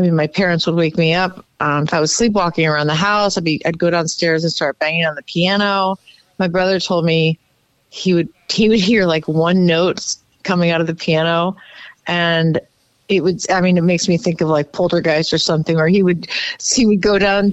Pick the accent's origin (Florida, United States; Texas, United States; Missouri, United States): Missouri, United States; St. Louis; moved away; I grew up in St. Louis, as you know. And when I was little, I lived in the Central West End